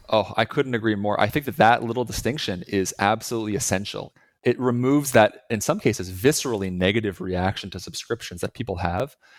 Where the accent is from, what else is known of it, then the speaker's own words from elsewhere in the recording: Montreal, Quebec, Canada; moved away as an adult; also born or lived in Boston; now in Montreal, Canada; we're both originally from Montreal, Canada